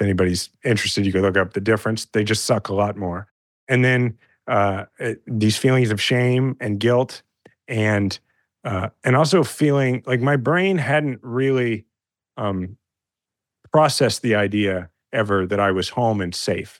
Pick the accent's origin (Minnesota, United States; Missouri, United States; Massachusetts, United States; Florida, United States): Missouri, United States; Kansas City; I'm a fifth generation Kansas City and I love my hometown.